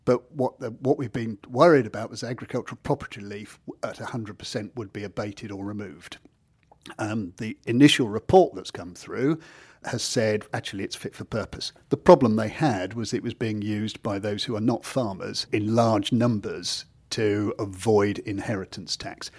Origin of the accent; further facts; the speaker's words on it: Kent, South East England, United Kingdom; moved away as an adult; now in Norfolk, United Kingdom; I've only been in Norfolk for the last nearly thirty years, so I'm still coming from Kent